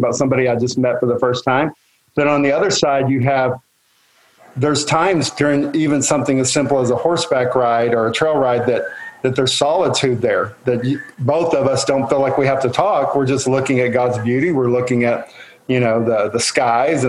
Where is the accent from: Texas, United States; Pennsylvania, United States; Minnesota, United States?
Texas, United States; Western; moved away as an adult; now in Oklahoma, United States; I was born and raised in Western Texas, which is a lot like Western Oklahoma